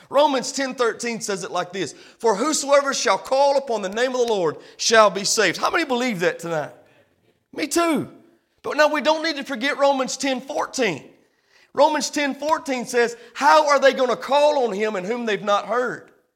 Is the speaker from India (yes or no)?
no; United States; we come from the American church